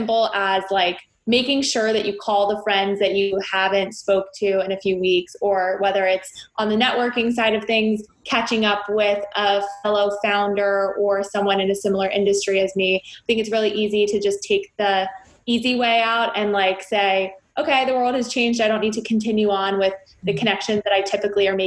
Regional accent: Potomac, Maryland, United States; now in New York City, United States; I grew up outside of DC in the Potomac, Maryland area.

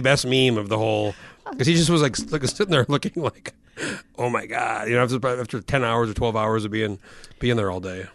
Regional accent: New Mexico, United States; moved away as an adult; now in Alaska, United States; I've been here fifteen years, and I grew up in New Mexico

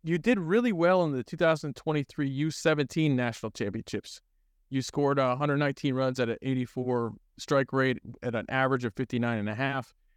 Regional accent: College Park, Maryland, United States; I grew up in the College Park area

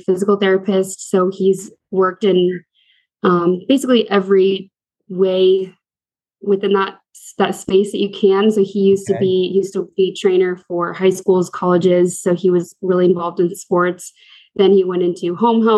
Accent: Rancho Santa Margarita, California, United States; moved away as an adult; now in Seattle, United States; I'm from Orange County, California, Rancho Santa Maria, to be specific

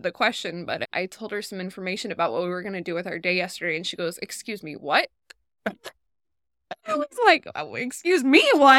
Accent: Oregon, United States; I'm from Oregon, originally.

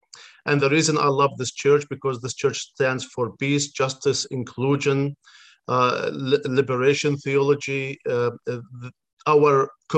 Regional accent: Beit Jala, West Bank, Palestine; I was born and raised in Beit Jala, which is on the west side of Bethlehem.

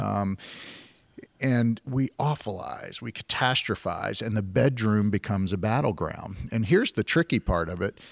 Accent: Virginia, United States; moved away as an adult; also born or lived in San Francisco Bay Area, California; I'm from Virginia

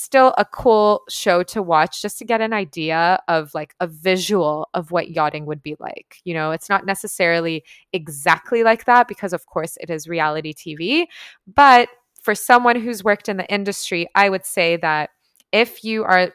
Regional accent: Toronto, Ontario, Canada; moved away as an adult; now in Tulum, Mexico; growing up in Toronto.

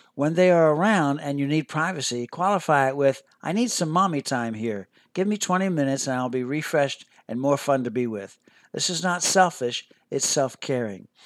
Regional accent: Philadelphia, Pennsylvania, United States; I grew up near Philadelphia, Pennsylvania

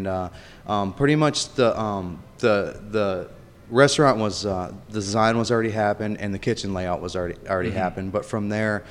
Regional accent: Marquette, Michigan, United States; now in Raleigh, United States; growing up in Marquette, Michigan, we didn't ever, you know, I didn't know what a collard green was

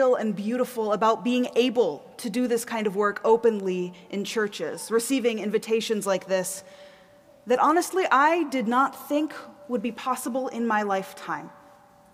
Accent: the South, United States; moved away as an adult; also born or lived in East Coast; now in Minneapolis, United States; I grew up in the South, so I grew up in a time and a place

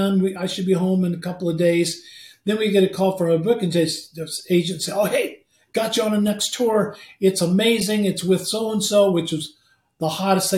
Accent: Midwest, United States; we're from the Midwest

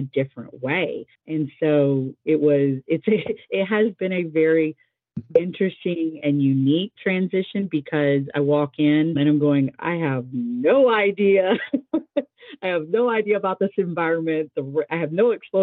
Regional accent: Fayetteville, United States; I pictured retirement in my hometown

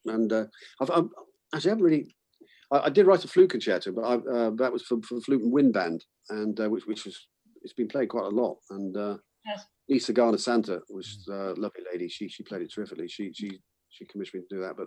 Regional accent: Bath, South West England, United Kingdom; my hometown in Bath.

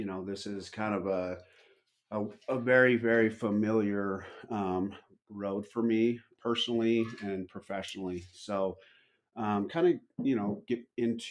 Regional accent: Utah, United States; I was born and raised in Utah

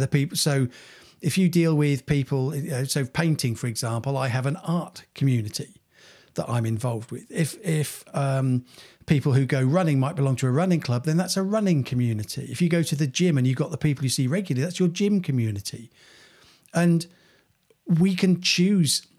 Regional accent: Cranfield, East of England, United Kingdom; when we were growing up in Cranfield, um, being a, a village

